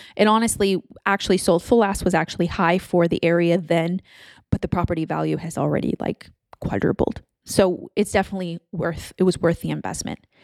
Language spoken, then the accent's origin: English; Texas, United States; moved away as an adult; also born or lived in Louisiana / California; moved to Texas when I was ten, and then I grew up there